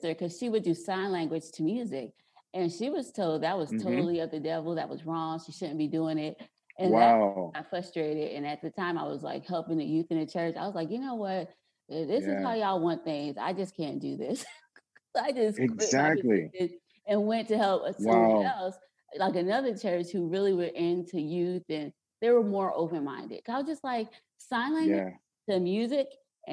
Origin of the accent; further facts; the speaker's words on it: South Carolina, United States; also born or lived in New Jersey; I was born in New Jersey, but I grew up like from 10 on up, I was in like South Carolina.